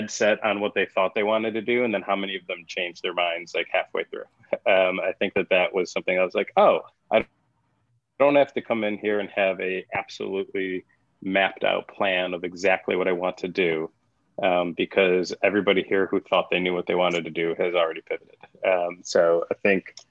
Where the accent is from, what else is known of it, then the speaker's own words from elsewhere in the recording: Buffalo, New York, United States; I'm from Buffalo, go Bills